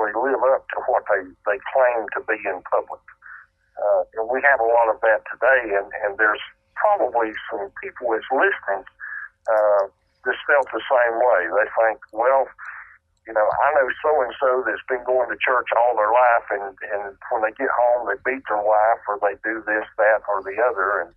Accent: North Carolina, United States; I was raised in the Bible Belt in North Carolina

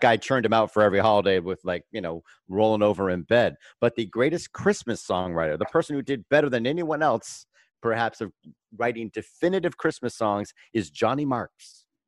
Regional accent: Fort Lauderdale, Florida, United States; also born or lived in Bermuda / Pompano Beach, Florida; I was born in Bermuda and I grew up in Pompano and Fort Lauderdale, Florida

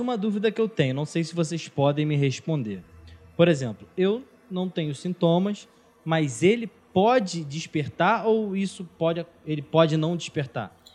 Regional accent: São Gonçalo, Rio de Janeiro, Brazil; eu sou de São Gonçalo e trabalho

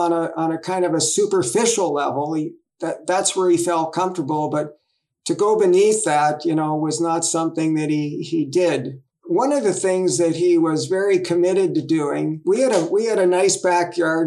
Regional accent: Toronto, Ontario, Canada; I was born in 1948 in Toronto, Ontario, Canada, kind of a middle class area, growing up pretty normal

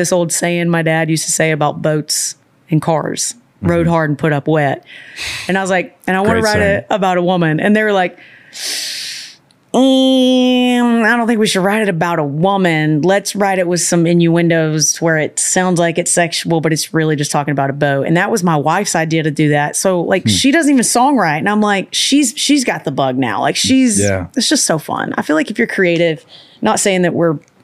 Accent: Birmingham, Alabama, United States; also born or lived in Austin, Texas; now in Nashville, United States; I'm from Birmingham, but I had moved here from Austin, Texas.

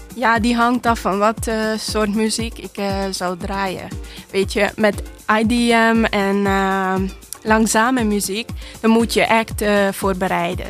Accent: Hungary; moved away as an adult; now in Netherlands; ik kom uit Hongarije. Ik woon hier in Nederland sinds 2016

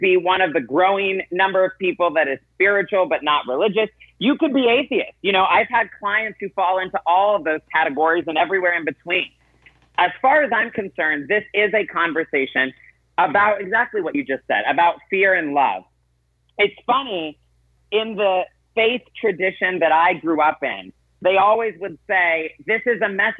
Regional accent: South Carolina, United States; I grew up in South Carolina

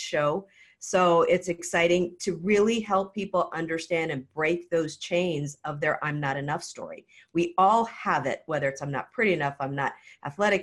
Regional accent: Hawaii, United States; I actually used to be a professional hula dancer growing up in Hawaii

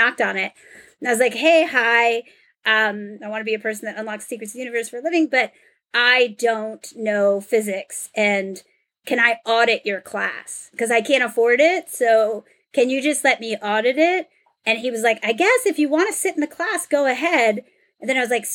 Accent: the New York area, United States; I'm from the New York area.

